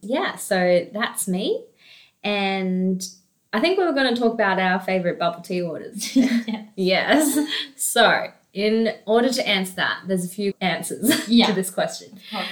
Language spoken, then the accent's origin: English; Australia; also born or lived in Jinan, Shandong, China / Adelaide; officially migrated to Australia when I was 4. And then when we migrated, we first stopped in Adelaide and lived there for about 2 years. And then we moved to Canberra.